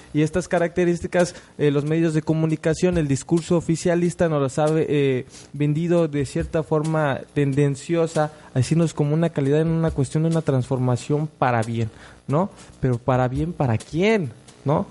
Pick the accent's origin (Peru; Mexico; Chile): Mexico; como mexicanos